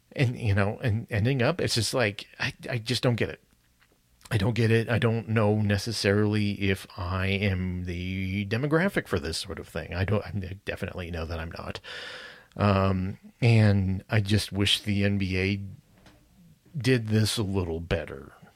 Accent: United States; specifically as an American

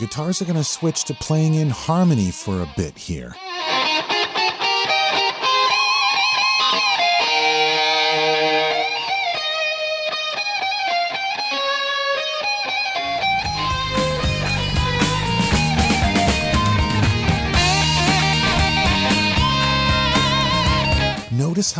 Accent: Massachusetts, United States; I grew up in Massachusetts and I was heading into the seventh grade

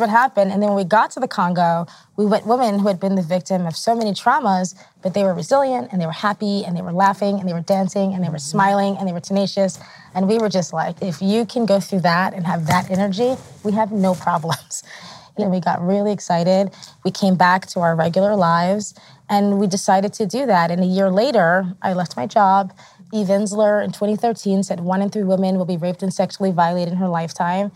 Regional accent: New York City, New York, United States; I am American, grew up in New York, like Rosario, New York

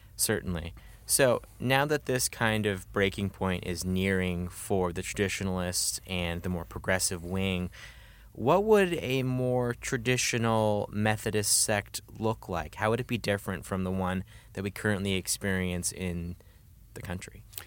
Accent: Midwest, United States; I'm from the Midwest

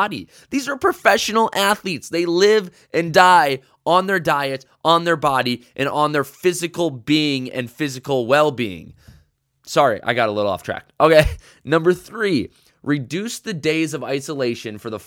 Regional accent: United States; I am American

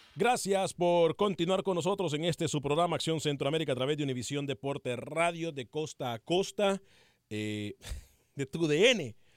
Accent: Mexico; now in Los Angeles, United States; Yo soy mexicano

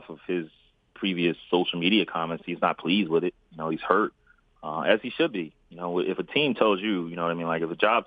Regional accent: Philadelphia, Pennsylvania, United States; now in San Antonio, United States; I'm a kid from North Philly

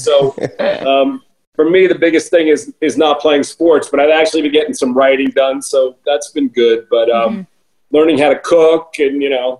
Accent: New York, United States; moved away as an adult; also born or lived in New Orleans; now in Los Angeles, United States; I'm a New Yorker originally from New York. I left New York at 18 for college. I went to school in New Orleans, but I'm still a New Yorker. When anybody ever asks me where I'm from, I say New York.

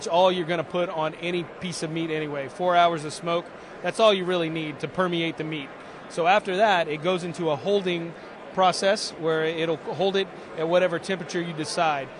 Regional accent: Louisville, Kentucky, United States; I'm from Louisville, Kentucky

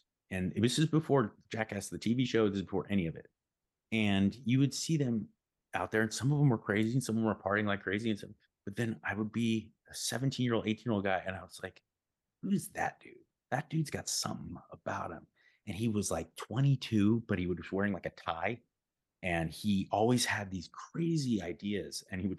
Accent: Pasadena, California, United States; I grew up in the East Side in the Pasadena area, and this is the 90s.

